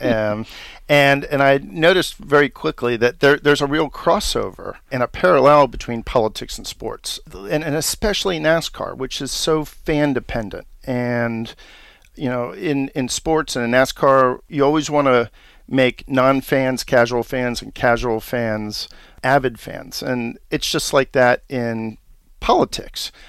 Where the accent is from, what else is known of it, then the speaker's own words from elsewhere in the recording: Washington, District of Columbia, United States; I was born and raised here in Washington, D C